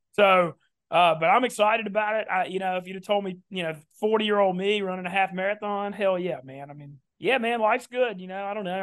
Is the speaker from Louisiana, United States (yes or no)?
yes; Louisiana, United States; also born or lived in New Orleans / Baton Rouge; everybody knows I'm from Louisiana. I live in New Orleans